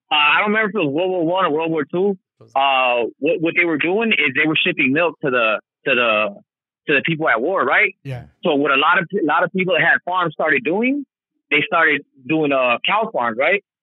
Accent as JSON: {"language": "English", "town": "Carson", "region": "California", "country": "United States", "said": "yeah, I'm from Carson too."}